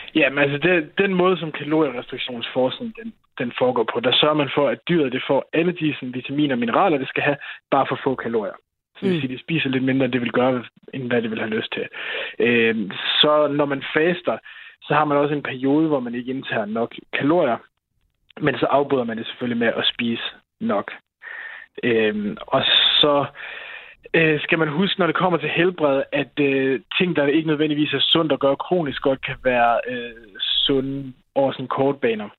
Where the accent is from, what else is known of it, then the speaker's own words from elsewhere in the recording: Denmark; som mand og som dansker